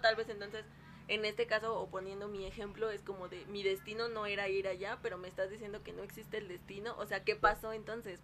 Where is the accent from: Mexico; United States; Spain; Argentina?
Mexico; hablando como mexicana